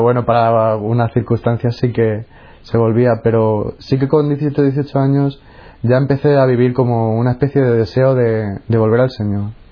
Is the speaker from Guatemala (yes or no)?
no; Móstoles, Community of Madrid, Spain; Yo nací en Madrid y pasé mi infancia en Móstoles, que es una ciudad dormitorio de Madrid.